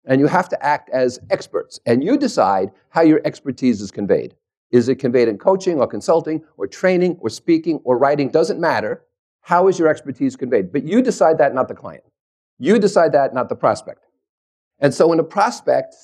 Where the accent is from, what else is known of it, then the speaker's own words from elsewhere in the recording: New Jersey, United States; also born or lived in New York; I was born and bred in New Jersey. I'm a New Yorker